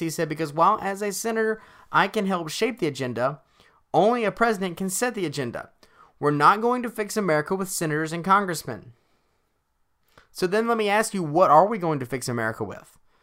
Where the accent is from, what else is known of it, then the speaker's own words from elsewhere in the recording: Alabama, United States; Alabama happens to be my home state